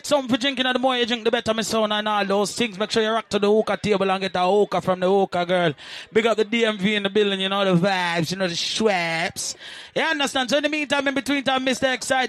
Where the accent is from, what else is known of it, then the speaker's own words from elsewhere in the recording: Jamaica; I'm Jamaican. Boy, if you disrespect me, you know I disrespect you back.